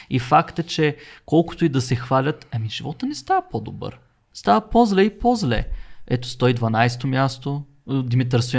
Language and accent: Bulgarian; Bulgaria; винаги съм се гордял, че съм, че съм българин и съм го заявявал много открито